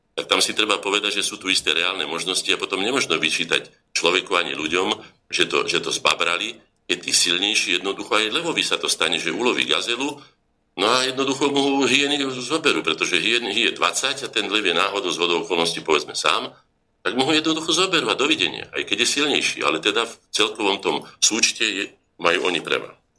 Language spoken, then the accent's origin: Slovak; Slovakia; Ja som sa ako Slovak narodil